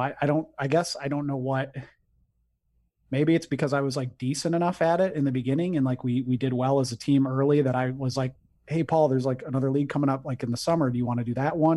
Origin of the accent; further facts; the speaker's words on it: Detroit, Michigan, United States; moved away as an adult; now in Grand Rapids, United States; I'm originally from the Detroit area, but I live in Grand Rapids, Michigan